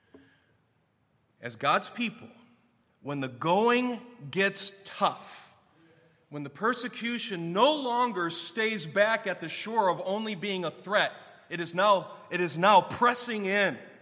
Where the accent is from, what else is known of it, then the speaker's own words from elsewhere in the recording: Clarkston, United States; when I was growing up in Clarkston at our church